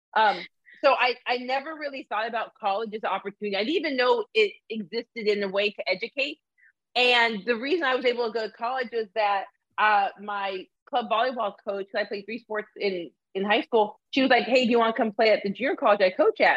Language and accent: English; Arizona, United States; also born or lived in Canada; I'm a person who was raised in Arizona